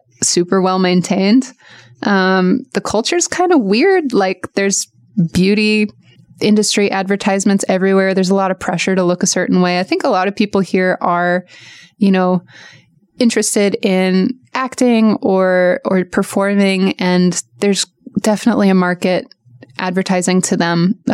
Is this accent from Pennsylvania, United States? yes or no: no; Portland, Oregon, United States; moved away as an adult; now in Los Angeles, United States; I grew up in Portland